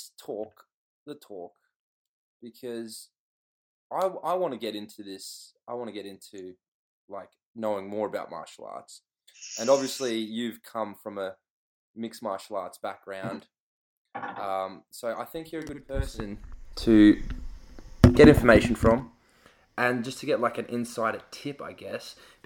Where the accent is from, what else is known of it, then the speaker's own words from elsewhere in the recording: Australia; now in England; I'm Aussie.